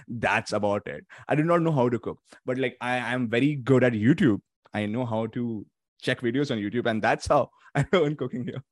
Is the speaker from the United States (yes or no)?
no; Mumbai, Maharashtra, India; moved away as an adult; now in Toronto, Canada; since my family is back in India, in the city of Mumbai, Uh, so I am from there